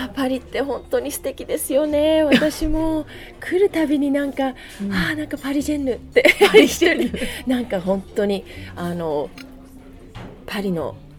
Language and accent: Japanese; Okinawa, Japan; moved away; 2人で沖縄で育ち、ね、でも沖縄に育ってもアメリカンスクールに行ってた